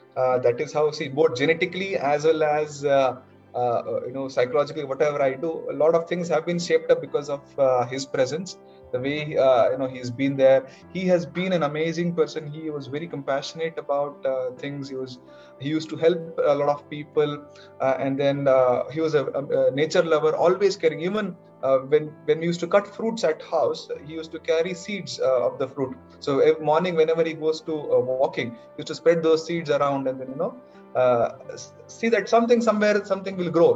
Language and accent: English; Hubli, Karnataka, India; born and brought up in Hubli.